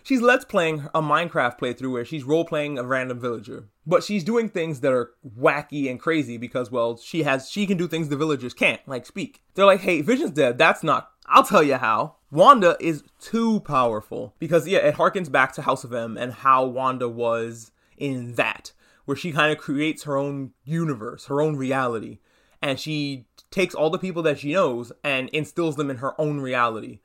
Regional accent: New York, United States; I'm from New York

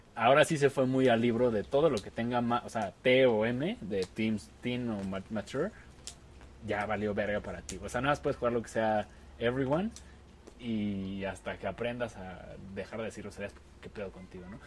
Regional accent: Mexico; como buen niño mexicano jugamos a la WWE

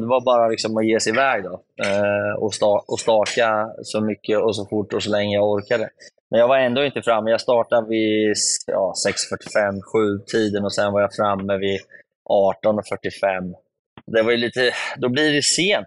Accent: Sweden; hemma i Sverige

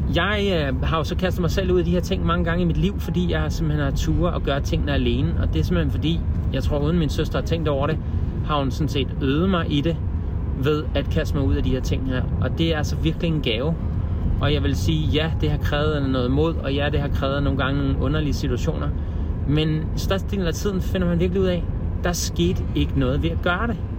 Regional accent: Denmark; vi som danskere

